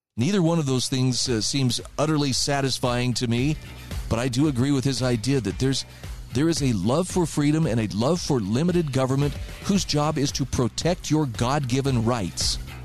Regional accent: United States

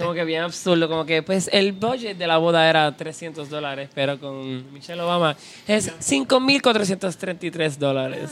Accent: Puerto Rico

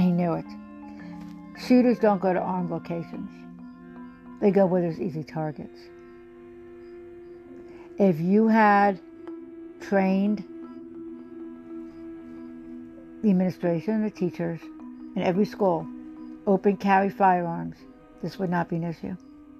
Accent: United States; As American people

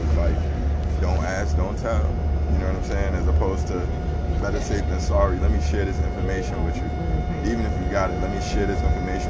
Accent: New York City, New York, United States; But I'm from the Bronx, you know what I'm saying? I love Harlem, I love Uptown, but you know, I'm a Bronx boy.

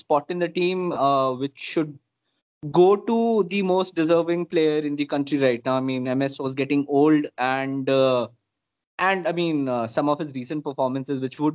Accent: Dhanbad, Jharkhand, India; also born or lived in Bokaro; I grew up in Dhanbad, Jharkhand

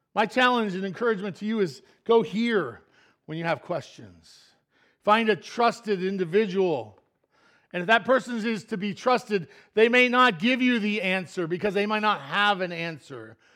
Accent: Pennsylvania, United States; I'm from Pennsylvania, not Florida

